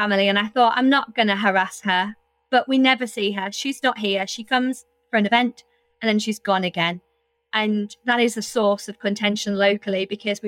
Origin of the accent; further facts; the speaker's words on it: Hartlepool, North East England, United Kingdom; Hartlepool, for example, is very cut off. We're not Geordies, we're not Mackhams, and we're not from Teesside. There's 100,000 of us